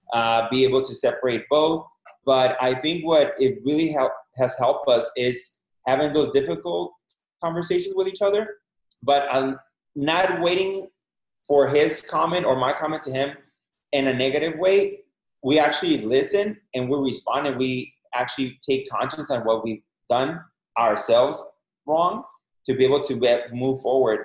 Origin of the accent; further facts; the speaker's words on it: Mexico; moved away as an adult; now in United States; born and raised in Mexico. Uh, in Mexico, went to college over there. Been here in the States for 16, 17 years.